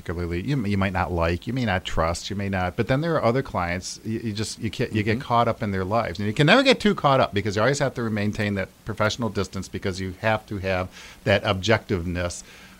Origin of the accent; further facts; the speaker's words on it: Grand Rapids, Michigan, United States; also born or lived in Detroit; Well, I was actually born in Detroit, but I grew up in Grand Rapids. I've been here since I was like 2 years old or something.